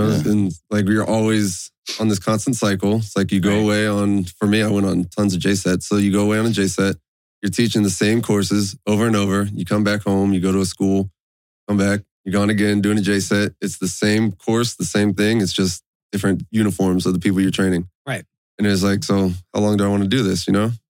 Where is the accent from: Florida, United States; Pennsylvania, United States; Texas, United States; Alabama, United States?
Florida, United States; I'm from Florida. Originally.